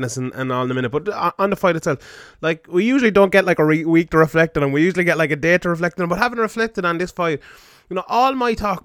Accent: West Limerick, Munster, Ireland; I'm from West Limerick, so that's how we say it down here

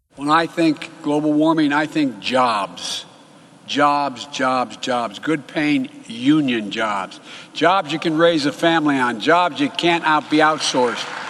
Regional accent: California, United States; my home state of California

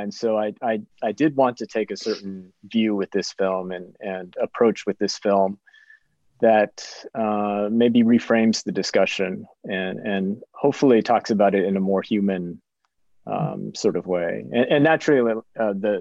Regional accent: Arkansas, United States; I grew up in the South. I grew up in a very religious home. I grew up as an immigrant or a child of immigrants

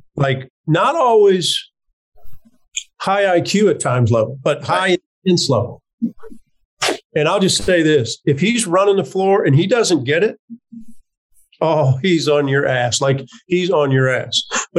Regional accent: Midwest, United States; And I'm a kid from the Midwest.

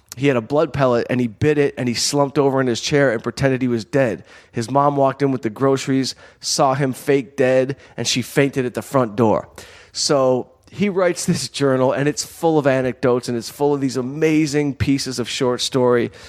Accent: Southfield, Michigan, United States; growing up in Southfield

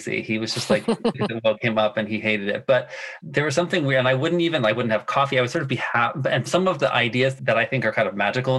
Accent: United States; I had a lot of immersion in my German life, even though I'm very much American

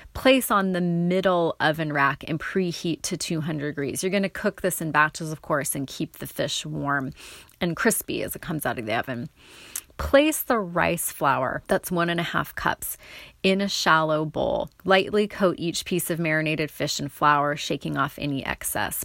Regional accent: North Bend, Oregon, United States; the South coast where I grew up near North Bend, Goose Bay

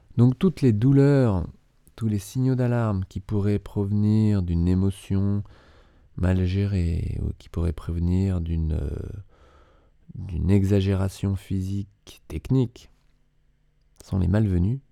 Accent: Paris, Île-de-France, France; j'ai grandi à Paris

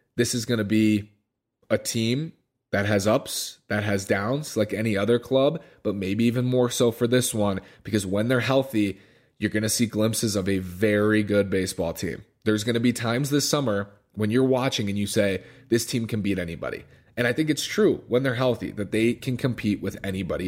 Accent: Minneapolis, Minnesota, United States; growing up in Minneapolis

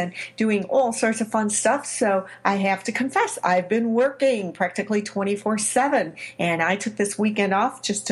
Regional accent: Chicago, Illinois, United States; my hometown, Chicago, Illinois

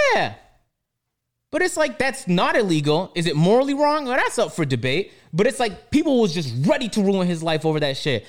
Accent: Toronto, Ontario, Canada; growing up in Toronto

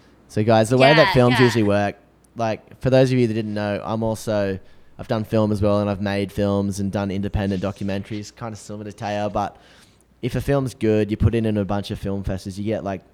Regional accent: Australia; accent: Aussie; my Aussie accent

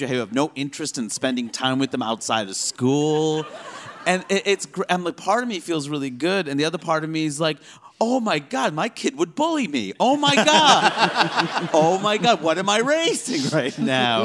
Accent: United States; when you grow up here

